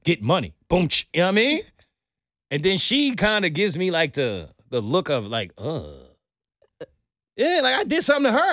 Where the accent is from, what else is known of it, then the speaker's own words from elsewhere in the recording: New York City, New York, United States; I'm a New Yorker.